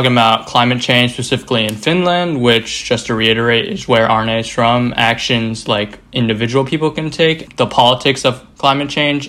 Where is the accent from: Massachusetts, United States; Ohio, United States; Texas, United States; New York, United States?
New York, United States; New York City; I'm also a rising senior at Hunter College High School, and I'm from Queens.